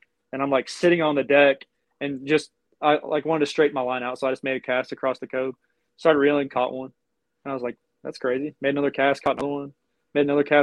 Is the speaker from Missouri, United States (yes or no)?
no; Gainesville, Texas, United States; also born or lived in Eureka, Texas; now in Conroe, United States; we grew up in Gainesville, which is like really close to the Texas-Oklahoma border